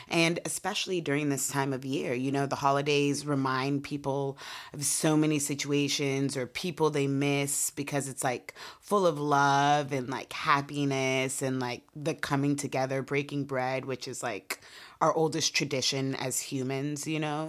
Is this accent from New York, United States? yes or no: no; Portland, Oregon, United States; We're from Portland, Oregon